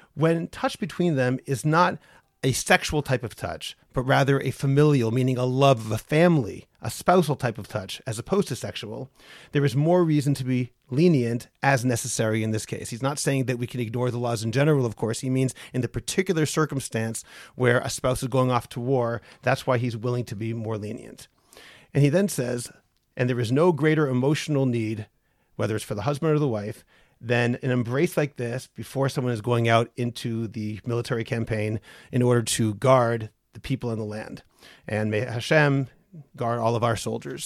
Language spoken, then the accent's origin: English; United States; now in Israel; I am an American